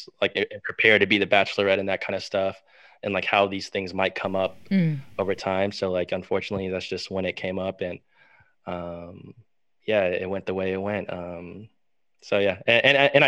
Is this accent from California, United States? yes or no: no; Texas, United States; I'm from Texas